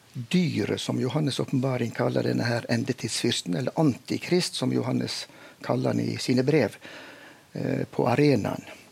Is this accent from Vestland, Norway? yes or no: yes; Veitastrand, Vestland, Norway; jeg vokste jo opp eh, i Veitastrand i Luster kommune i Indre Sogn